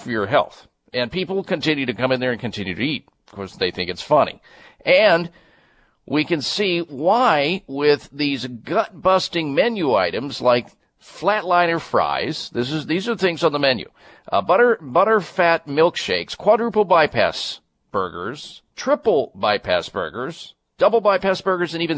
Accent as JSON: {"language": "English", "region": "Midwest", "country": "United States", "tie": "born or raised there", "said": "growing up in the Midwest"}